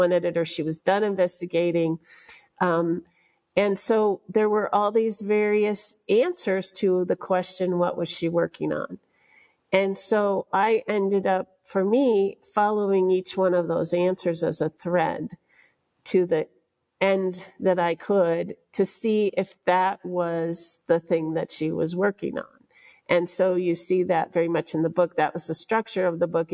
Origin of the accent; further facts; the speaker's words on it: United States; as an American journalist